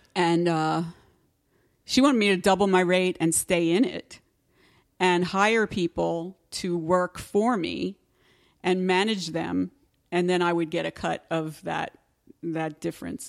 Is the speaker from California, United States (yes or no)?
no; Pennsylvania, United States; I'm from Pennsylvania